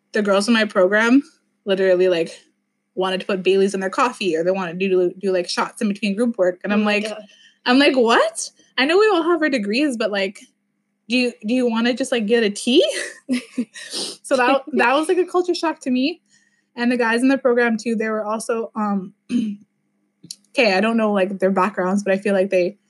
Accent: Sault Ste. Marie, Ontario, Canada; moved away as an adult; now in Toronto, Canada; I grew up in Sault Ste. Marie

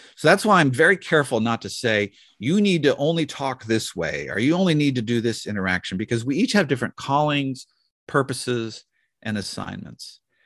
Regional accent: the Northwest, Pacific Northwest, United States; growing up in the Northwest

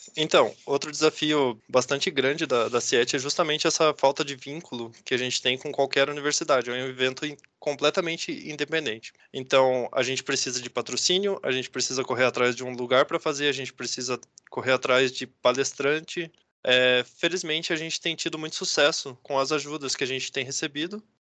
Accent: Curitiba, Paraná, Brazil; now in Ponta Grossa, Brazil; sou natural de Curitiba

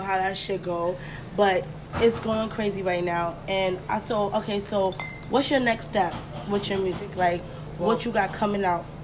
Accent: New York City, New York, United States; I'm from Flatbush

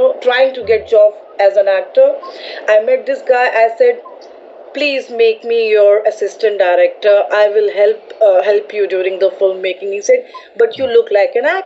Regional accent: New Delhi, Delhi, India; moved away as an adult; now in Mumbai, India; I'm from Delhi, I'm from New Delhi. And now I'm in Mumbai. So Delhi is my birthplace and now Mumbai is my workplace too.

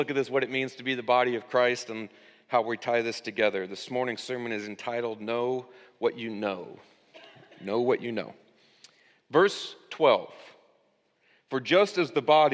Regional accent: United States

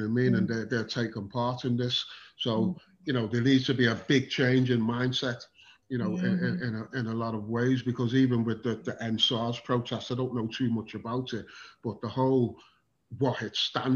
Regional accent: England, United Kingdom; I was born in England

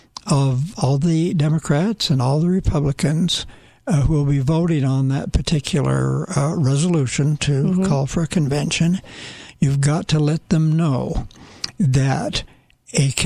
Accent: Utah, United States; I'm from Utah

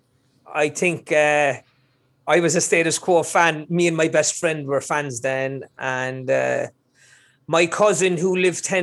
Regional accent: Cork, Munster, Ireland; now in Los Angeles, United States; I'm originally from Cork City in Ireland.

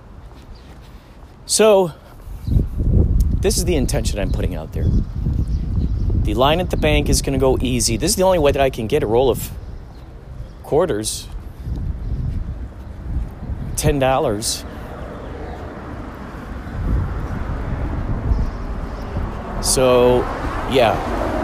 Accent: near Rosemont, Illinois, United States; moved away; near my hometown, Rosemont

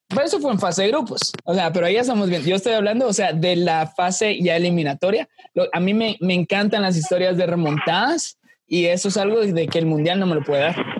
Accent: Guatemala; como guatemaltecos

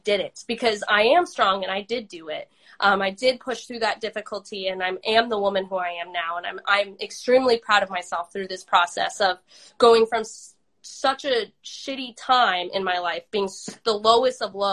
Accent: Oregon, United States; growing up in Oregon

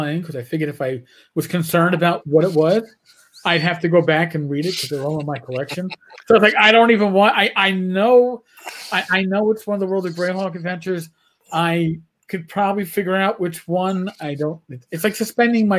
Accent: New York, United States; I grew up in New York

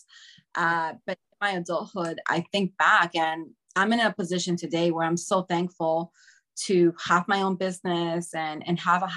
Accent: New York City, New York, United States; I grew up in Washington Heights.

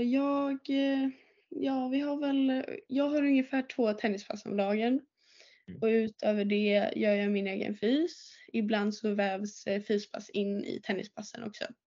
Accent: Åmål, Västra Götaland, Sweden; jag är uppväxt i Åmål och jag började spela tennis i Åmål

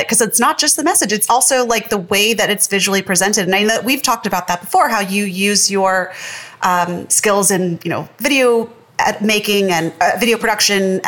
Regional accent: Missouri, United States; I was raised in the Bible Belt of Missouri

